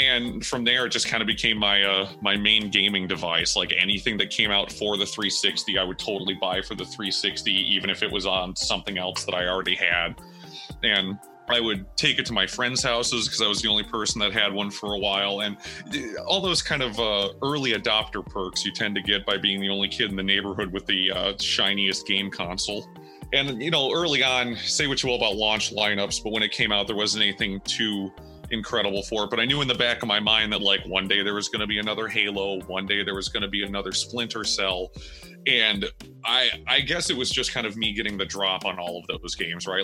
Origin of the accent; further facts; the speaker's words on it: United States; I am an American musician and Xbox enthusiast